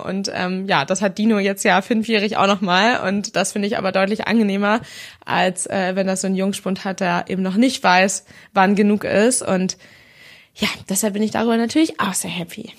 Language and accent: German; Schleswig-Holstein, Germany; hier bei uns in Schleswig-Holstein